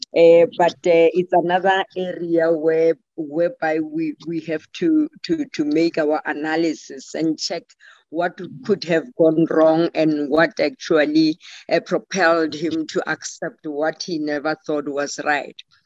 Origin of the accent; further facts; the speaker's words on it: South Africa; I'm a South African